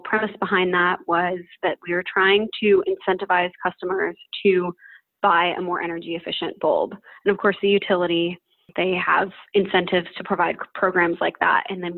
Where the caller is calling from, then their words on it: Utrecht, Netherlands; I am 27 years old and I'm calling today from Utrecht, which is in the Netherlands.